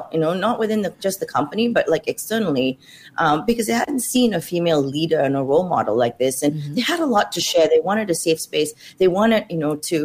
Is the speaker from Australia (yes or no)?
yes; Australia; moved away as an adult; also born or lived in Malaysia; now in Silicon Valley, United States; growing up in Australia after that, I ultimately chose to study engineering at university.